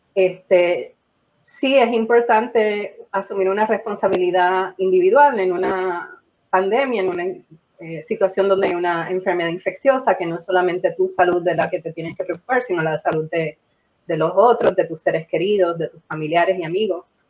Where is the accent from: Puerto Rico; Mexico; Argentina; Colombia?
Puerto Rico; quiénes somos los puertorriqueños